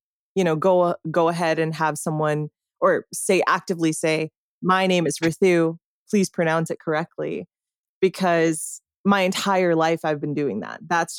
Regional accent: Canada; And so as a Canadian, I don't have much say. I just, you know, I exist outside of this sphere

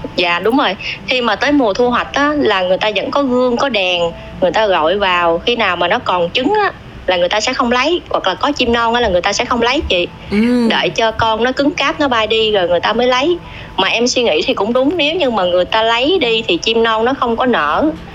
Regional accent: Đồng Tháp, Vietnam; moved away as an adult; also born or lived in Châu Thành District, Đồng Tháp; now in Ho Chi Minh City, Vietnam; quê em ở Đồng Tháp

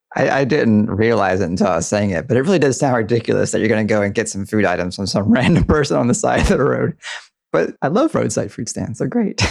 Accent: Deep South, United States; I grew up in the Deep South, and I did not have a front porch.

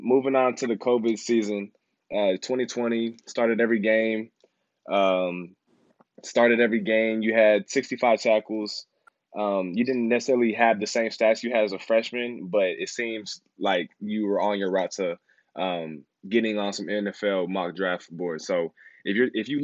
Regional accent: Houston, Texas, United States; moved away as an adult; I'm from Houston

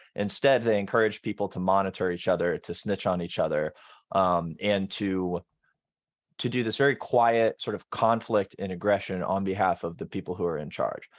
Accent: Florida, United States; I grew up in Florida

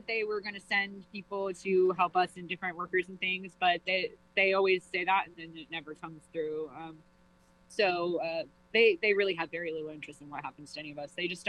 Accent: Georgia, United States; moved away as an adult; now in New Haven, United States; I'm originally from Georgia. I came here because my husband's father is ill and his family is here. And we've kind of made a home here

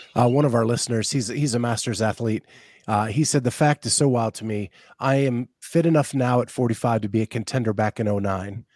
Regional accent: Pennsylvania, United States; I grew up in Pennsylvania

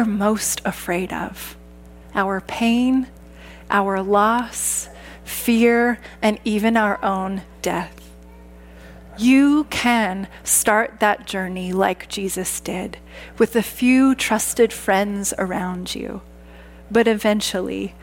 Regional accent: Saskatchewan, Canada; Growing up in Saskatchewan

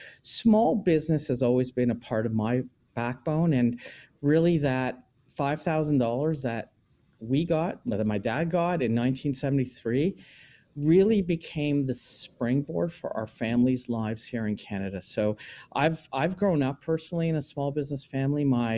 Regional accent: Israel; We came from Israel.

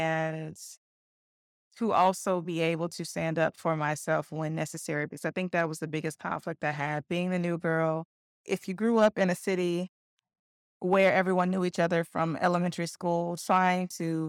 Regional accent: Covington, Georgia, United States; I grew up in Covington, Georgia. I was a military kid, so I bounced around to a few places in the South, but Georgia's where we landed.

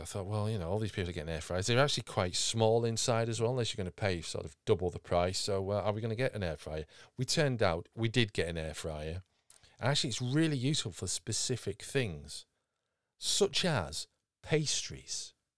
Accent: United Kingdom; being British

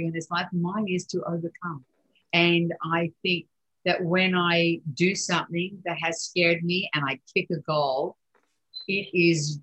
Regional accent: Australia; moved away as an adult; now in New York, United States; growing up in Australia when I was young

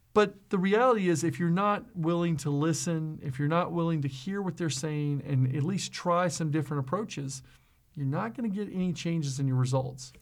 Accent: South Mississippi, United States; I was just some guy from South Mississippi that came to a company in Wisconsin

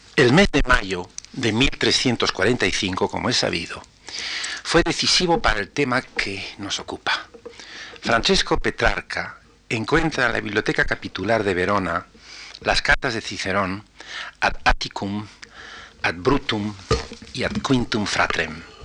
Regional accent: Spain; como español

